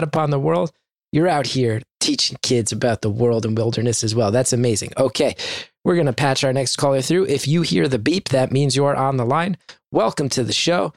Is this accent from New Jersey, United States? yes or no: yes; West Orange, New Jersey, United States; my hometown of West Orange